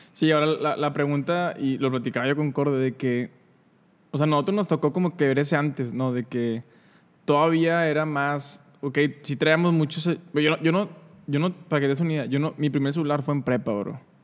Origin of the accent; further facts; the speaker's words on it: San Nicolás de los Garza, Nuevo León, Mexico; yo vivía en San Nicolás cuando, cuando era niño